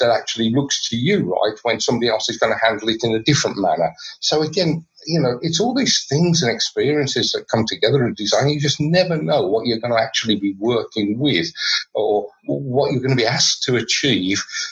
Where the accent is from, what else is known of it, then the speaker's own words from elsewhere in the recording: Birmingham, West Midlands, United Kingdom; I come from Birmingham in the Midlands, so very much focused on the car industry.